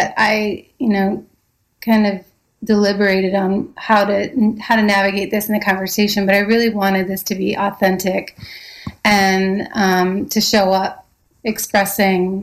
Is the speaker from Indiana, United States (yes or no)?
yes; Fort Wayne, Indiana, United States; now in New York, United States; I grew up in Fort Wayne, Indiana